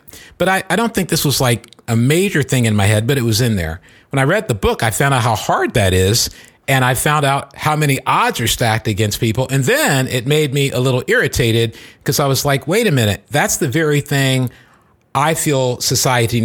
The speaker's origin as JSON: {"language": "English", "area": "Silicon Valley", "region": "California", "country": "United States", "said": "I'm from Silicon Valley"}